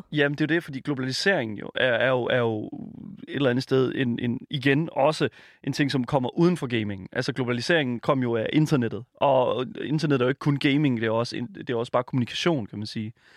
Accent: Horsens, Central Denmark Region, Denmark; Jeg er fra Horsens

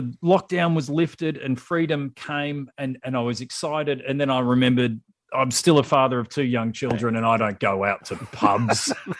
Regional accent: Australia; as an Australian abroad

